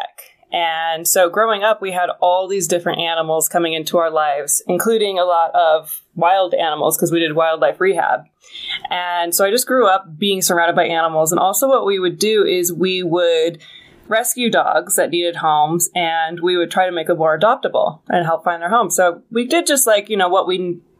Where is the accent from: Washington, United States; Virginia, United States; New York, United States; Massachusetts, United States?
Washington, United States; moved away as an adult; also born or lived in Seattle; now in Los Angeles, United States; I am from Washington State